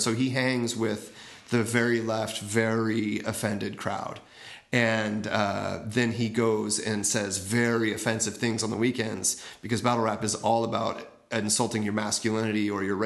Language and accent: English; Oakland, California, United States; I grew up in the Oakland area